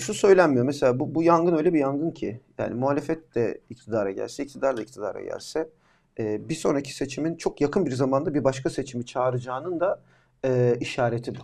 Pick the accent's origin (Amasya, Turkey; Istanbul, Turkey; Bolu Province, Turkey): Amasya, Turkey; ben e, Amasya'da doğdum büyüdüm